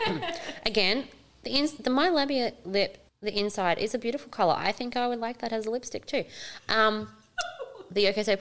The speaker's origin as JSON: {"language": "English", "town": "Darwin", "region": "Northern Territory", "country": "Australia", "moved": "yes", "said": "yes, I'm from Darwin"}